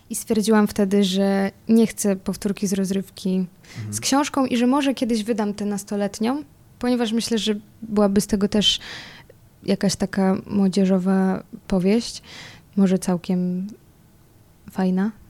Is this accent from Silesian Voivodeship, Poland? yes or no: yes; Czeladź, Silesian Voivodeship, Poland; also born or lived in Sosnowiec; ja się wychowałam jakby co w Czeladzi i tak szczerze mówiąc, to więcej lat spędziłam w, w Czeladzi. To jest, y, to jest też obok Sosnowca, no i to jest mniejsza miejscowość.